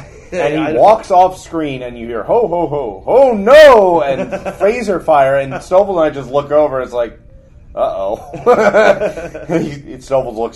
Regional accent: New Jersey, United States; we're from Jersey.

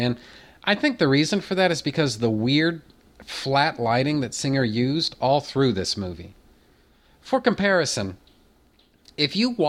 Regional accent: United States; I'm not Australian. I'm American. I've never been to anywhere in Australia

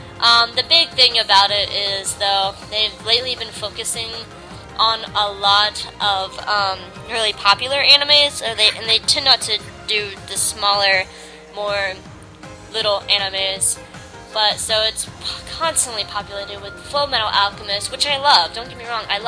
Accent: Atlanta, Georgia, United States; They're a Doctor Who group here in my hometown.

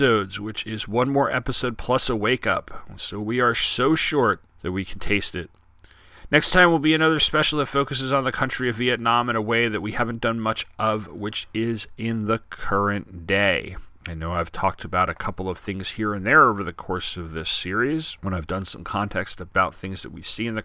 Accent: Long Island, New York, United States; now in Charlottesville, United States; Long Island where I grew up on Bald Hill

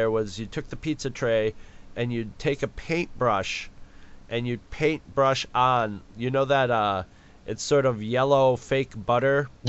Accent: New York, United States; I'm from New York.

